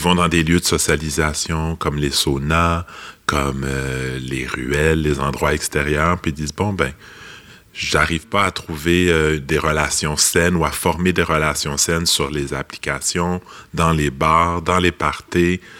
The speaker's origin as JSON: {"language": "French", "town": "Laval", "region": "Quebec", "country": "Canada", "said": "je, suis un gars de Laval"}